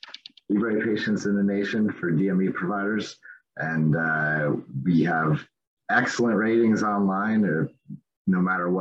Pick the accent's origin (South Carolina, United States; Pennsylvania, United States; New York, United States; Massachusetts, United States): Pennsylvania, United States; the Poconos; moved away as an adult; now in Phoenix, United States; I grew up in the Poconos and then moved out west about 15 years ago.